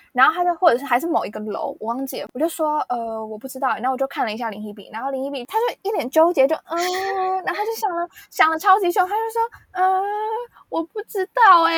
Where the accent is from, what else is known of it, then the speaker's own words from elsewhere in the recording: Taipei, Taiwan; 我台北人